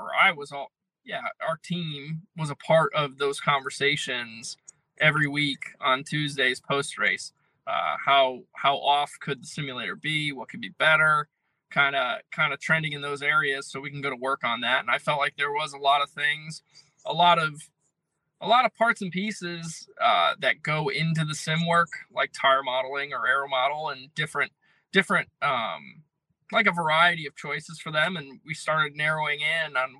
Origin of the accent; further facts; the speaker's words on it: Connecticut, United States; I'm from Connecticut